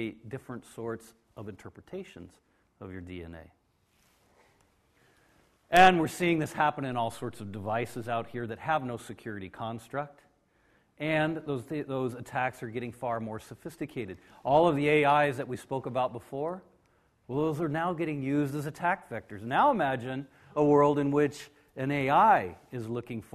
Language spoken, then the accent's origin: English; United States; I am from America